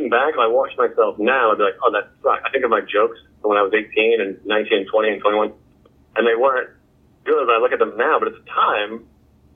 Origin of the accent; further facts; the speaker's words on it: Whitman, Massachusetts, United States; now in New York, United States; I'm from Massachusetts. I grew up in Whitman, Massachusetts